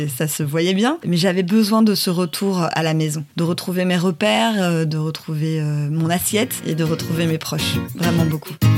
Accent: Paris, Île-de-France, France; Je viens de Paris

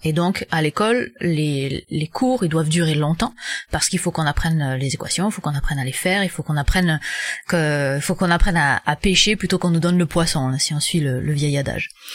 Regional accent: France; moved away as an adult; now in Quebec, Canada; je suis française mais j'habite au Québec

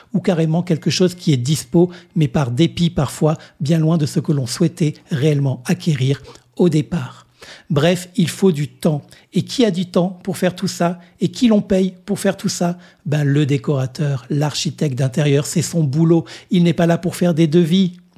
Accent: Réunion; ici, chez nous, à La Réunion

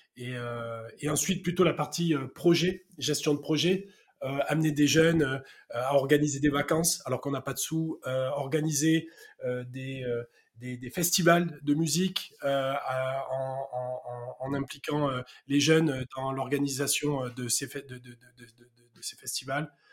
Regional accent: Marseille, Provence-Alpes-Côte d'Azur, France; accent: south-east; Je suis né à Marseille et, et euh, très rapidement, je suis allé avec ma famille habiter dans un petit village à côté de Marseille.

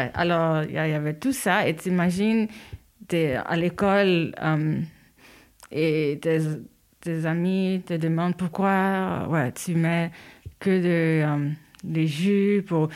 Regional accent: New York, United States; French is a second language; moved away as an adult; also born or lived in Haiti; now in Switzerland; je suis née en Haïti, euh, mais j'ai grandi à New York. Et ça fait 13 euh, ans, 14 ans que j'habite en, Europe

